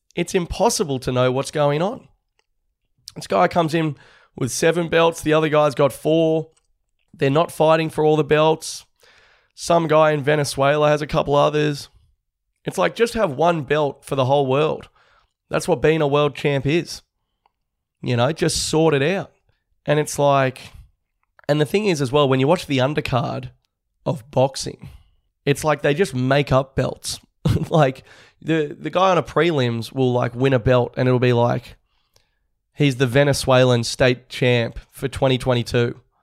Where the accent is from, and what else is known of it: Australia